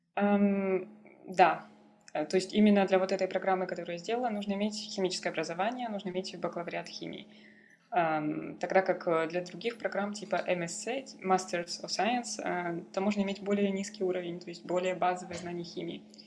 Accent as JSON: {"language": "Russian", "country": "Kazakhstan", "also_born_or_lived": "Vancouver, Canada / Paris, France", "moved": "as an adult", "lives_now": "Berlin, Germany", "said": "я дочь казахских степей. А, я при, приезжаю, приехала из Казахстана"}